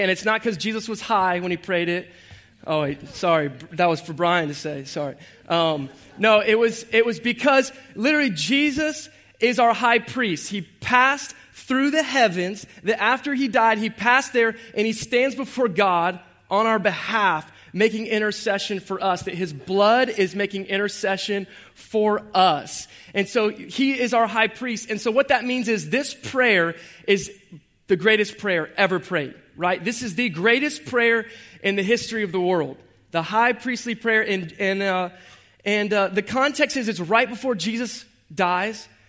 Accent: Jacksonville, Florida, United States; I was born and raised right here in Jacksonville, Duval, on the west side.

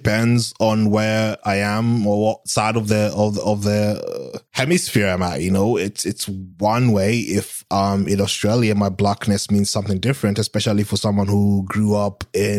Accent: Kenya; I'm fucking from Kenya.

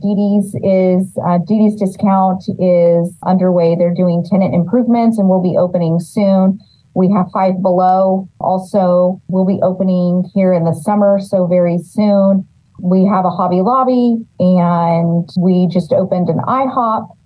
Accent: Los Banos, California, United States; I'm born and raised in Los Banos.

